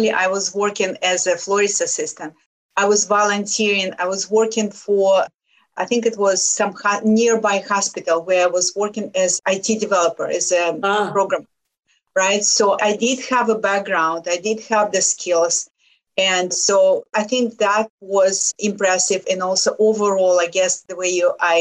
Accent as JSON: {"language": "English", "country": "Lithuania", "second_language": "English", "moved": "as an adult", "lives_now": "United States", "said": "I came from Lithuania"}